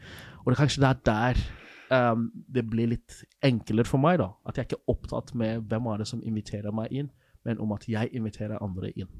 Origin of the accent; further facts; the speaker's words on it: Nigeria; moved away as an adult; now in Norway; der jeg kommer fra, i Nigeria